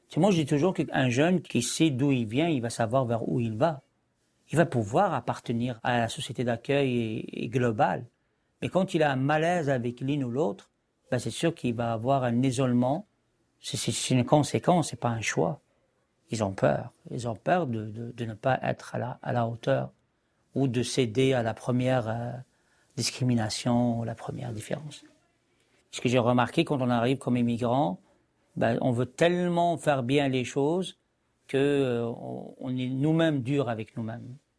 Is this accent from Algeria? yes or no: yes; Algeria; also born or lived in France; now in Montreal, Canada; je suis un Algérien qui est en France